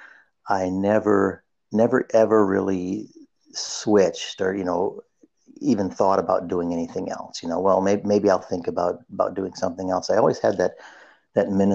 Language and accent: English; Minnesota, United States; I was raised in Minnesota, so that's where I hail from